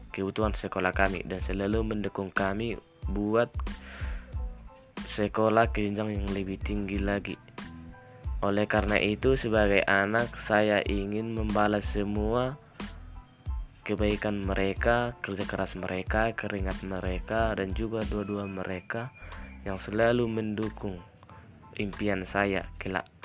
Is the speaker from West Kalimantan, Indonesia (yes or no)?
no; North Sumatra, Indonesia; Alamat saya dari Parik Matia, Desa Situluama, Kecamatan Payajulu, Kabupaten Tapanuli Utara, Provinsi Sumatera Utara.